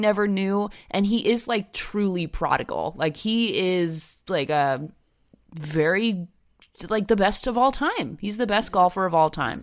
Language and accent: English; New Jersey, United States; Growing up in New Jersey